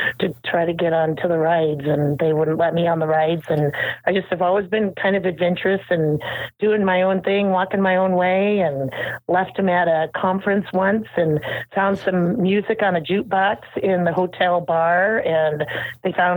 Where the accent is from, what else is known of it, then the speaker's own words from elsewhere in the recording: Norfolk, Nebraska, United States; moved away; also born or lived in Minnesota; I grew up in Norfolk, Nebraska, the home of Johnny Carson